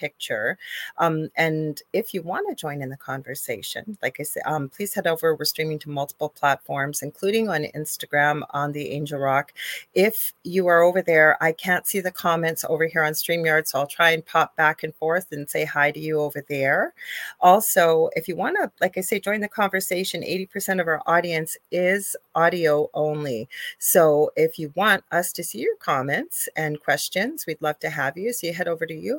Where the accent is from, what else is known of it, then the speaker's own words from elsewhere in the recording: Canada; I am a Canadian spiritual medium